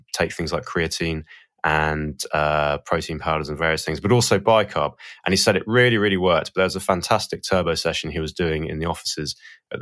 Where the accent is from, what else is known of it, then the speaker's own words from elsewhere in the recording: Portsmouth, South East England, United Kingdom; we grew up in Portsmouth